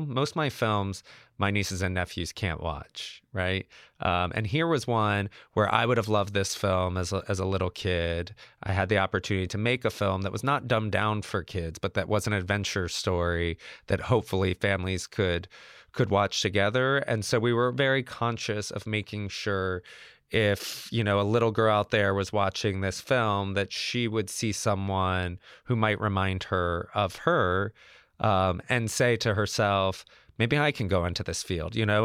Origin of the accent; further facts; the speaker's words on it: Georgia, United States; I'm from Georgia, where they make Cabbage Patch dolls